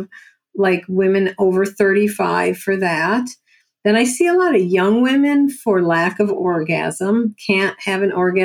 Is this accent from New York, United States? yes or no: yes; Buffalo, New York, United States; accent: New Yorker; from Buffalo, New York.